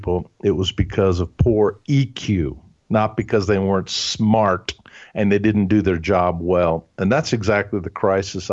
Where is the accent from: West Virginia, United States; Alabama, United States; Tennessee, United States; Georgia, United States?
Alabama, United States; Huntsville; first language German; English is a second language; I grew up in Huntsville, Alabama. And so we only spoke German at home